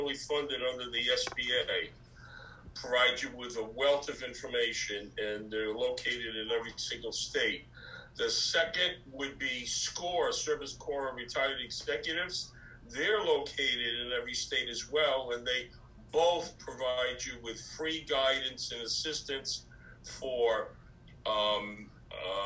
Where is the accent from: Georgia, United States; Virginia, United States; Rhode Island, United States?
Rhode Island, United States; Rhode Island, my home state